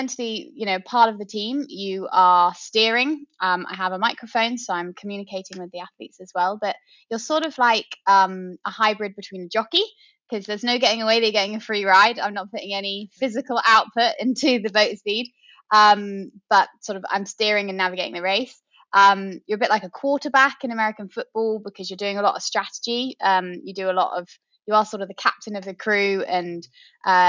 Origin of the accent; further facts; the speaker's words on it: Oxfordshire, South East England, United Kingdom; I grew up in Oxfordshire